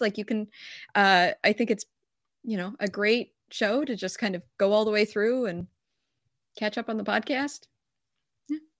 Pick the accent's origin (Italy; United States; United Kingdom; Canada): Canada; I'm Canadian